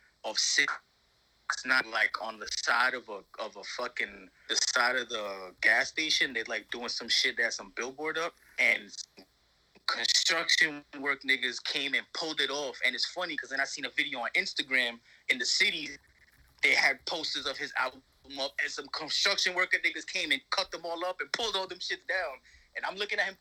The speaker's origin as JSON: {"language": "English", "region": "New York", "country": "United States", "said": "I'm a New Yorker"}